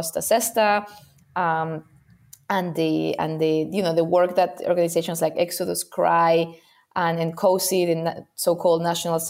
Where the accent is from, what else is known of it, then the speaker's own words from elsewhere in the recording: Spain; I come from Spain